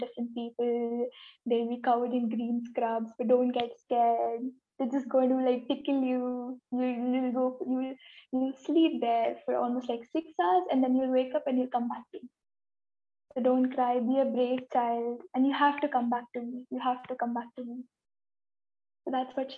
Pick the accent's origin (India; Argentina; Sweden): India; I am from India and I am 18 years old.